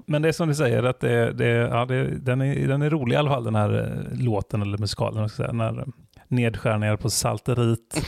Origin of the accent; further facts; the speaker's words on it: Bohuslän, Västra Götaland, Sweden; jag är från Bohuslän och öarna där folk iar och sånt